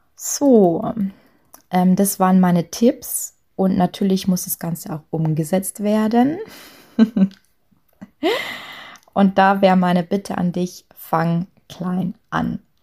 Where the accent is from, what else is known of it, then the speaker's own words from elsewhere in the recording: Lower Bavaria, Germany; accent: Lower Bavarian dialect; moved away; ich komme ursprünglich aus, aus Niederbayern und habe auch ähm, spreche auch zu Hause immer Dialekt